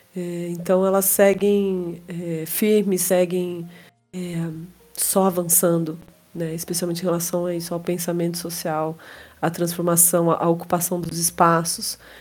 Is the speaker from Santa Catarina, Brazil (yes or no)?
no; interior of São Paulo, Brazil; à minha terra, né, ao interior de São Paulo